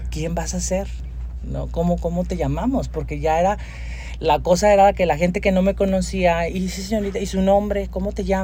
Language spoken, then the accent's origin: Spanish; Monterrey, Nuevo León, Mexico; also born or lived in Durango, Mexico; yo vengo de un barrio de aquí de la, INDEP, este, barrio pesado. O sea, tu infancia fue en la INDEP. Sí, ah, yo crecí en la Risca, de hecho, o sea, más todavía al cerro.